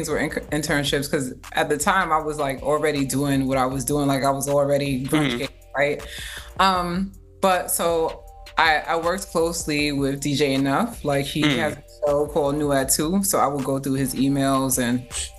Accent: New York City, New York, United States; also born or lived in Coney Island, Brooklyn; So I grew up in Jamaica, Queens.

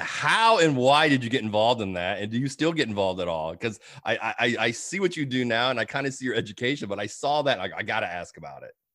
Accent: Illinois, United States; moved away as an adult; now in Georgia, United States; my home state of Illinois

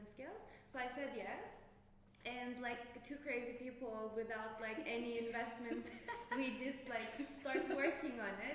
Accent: Istanbul, Turkey; moved away; I'm from Istanbul

